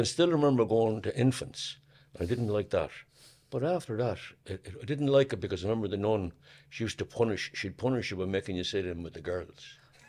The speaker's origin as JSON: {"language": "English", "town": "Newbridge", "region": "Leinster", "country": "Ireland", "tie": "born or raised there", "said": "I'm from Moorfield, Newbridge, County Kildare. I was born in 1945, the 7th of May 1945. I'm the eldest of six."}